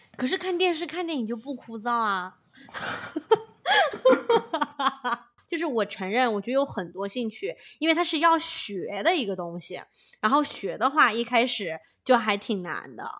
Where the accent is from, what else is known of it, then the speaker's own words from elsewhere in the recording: China; now in California, United States; 国内我们不是从小长大的时候都 被要求一定要读某些某些书长大